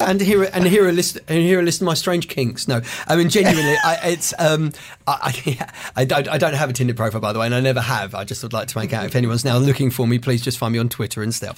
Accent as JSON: {"language": "English", "country": "United Kingdom", "said": "I'm a comedian from Britain"}